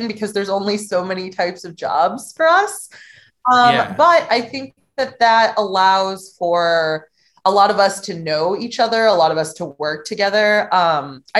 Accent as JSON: {"language": "English", "town": "St. Louis", "region": "Missouri", "country": "United States", "tie": "born or raised there", "also_born_or_lived": "Cape Girardeau, Missouri", "said": "I moved to my hometown of St. Louis"}